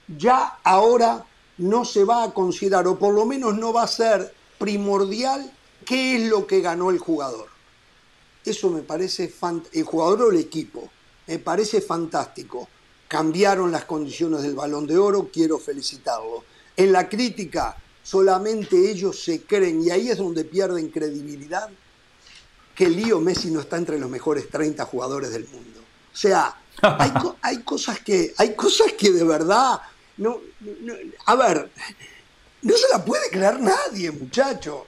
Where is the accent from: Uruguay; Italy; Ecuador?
Uruguay; como uruguayo